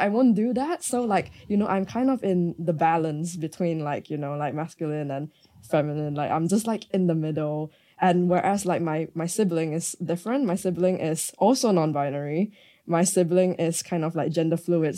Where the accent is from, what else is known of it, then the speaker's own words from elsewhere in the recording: Malaysia; growing up in Malaysia